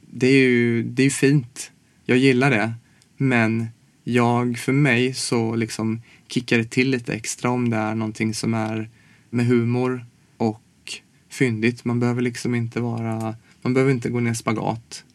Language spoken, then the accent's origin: Swedish; Småland, Sweden; now in Stockholm, Sweden; jag kommer från Småland